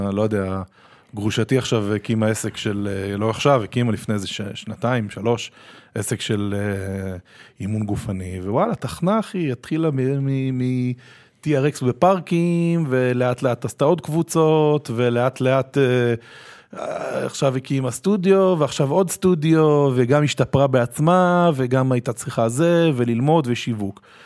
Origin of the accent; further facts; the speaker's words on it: Israel; also born or lived in Tel Aviv / New York; אנחנו בתור ישראלים